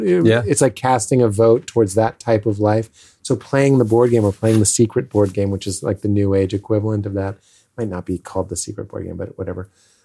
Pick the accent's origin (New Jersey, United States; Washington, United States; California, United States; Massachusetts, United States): Massachusetts, United States; Lexington; Well, I'm from Lexington, Massachusetts.